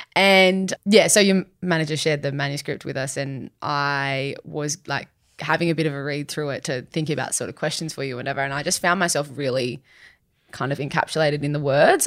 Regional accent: Sydney, New South Wales, Australia; I'm born and raised in Sydney myself

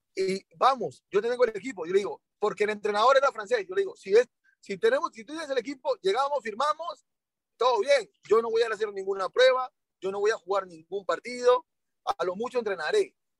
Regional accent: Colombia; moved away; yo estaba en Colombia porque nosotros nos criamos en Colombia.

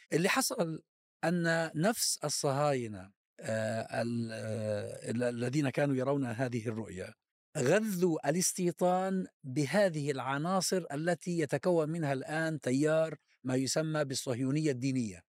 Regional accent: Palestine; بلادنا فلسطين

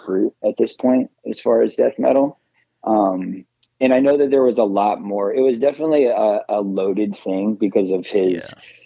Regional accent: Phoenix, Arizona, United States; growing up in Phoenix, the Phoenix area

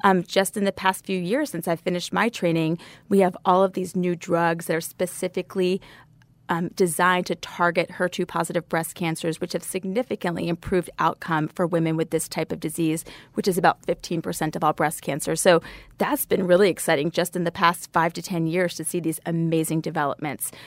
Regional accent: Savannah, Georgia, United States; I grew up in Savannah, Georgia

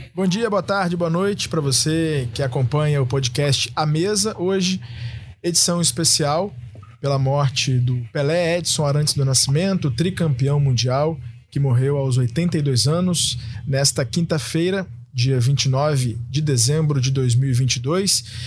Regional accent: Brazil; also born or lived in Russia

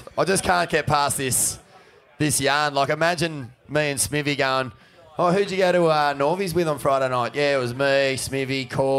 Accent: New Brighton, New South Wales, Australia; when I grew up in New Brighton

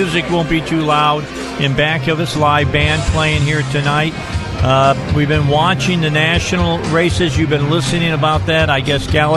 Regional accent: Indiana, United States; I'm from Indiana

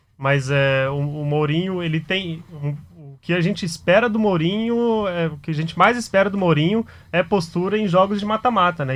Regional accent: Goiás, Brazil; moved away; eu sou, sou goiano

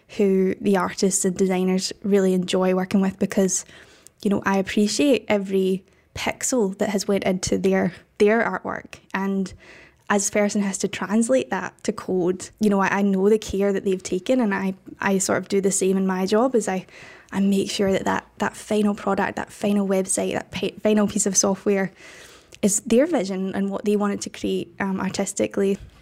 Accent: Scotland, United Kingdom; accent: Scottish; got rejected from every art school in the country, which was Scotland, if you can't tell from my accent

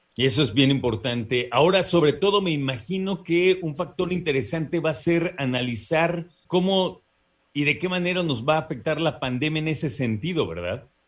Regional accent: Mexico; como mexicanos

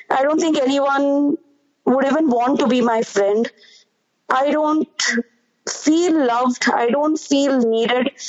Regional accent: India; you're recognized state-wise, not so much as overall being an Indian, and that is a problem for me because I don't know for which state I belong

